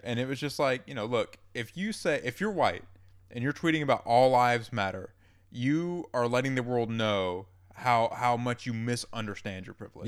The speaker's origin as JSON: {"language": "English", "region": "Georgia", "country": "United States", "tie": "born or raised there", "said": "I grew up in Georgia"}